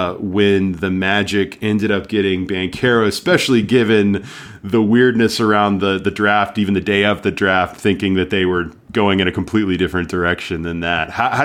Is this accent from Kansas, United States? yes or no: no; Dallas, Texas, United States; now in Oklahoma City, United States; I've been in Oklahoma City now. I'm from Dallas originally, but I've been in Oklahoma City since 05 and in Oklahoma since the late 90s. I went to OU.